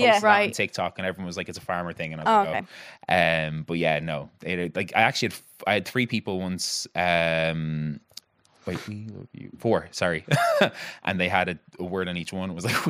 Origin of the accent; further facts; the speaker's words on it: Ireland; Like, as Irish people